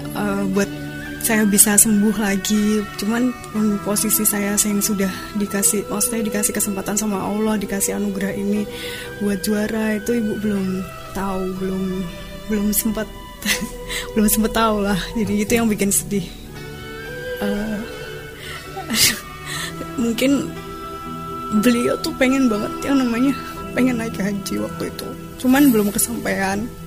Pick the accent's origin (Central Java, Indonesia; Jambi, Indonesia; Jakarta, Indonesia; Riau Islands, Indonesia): Central Java, Indonesia; Purwodadi; Saya dari Purwodadi. Saya tinggal di desa.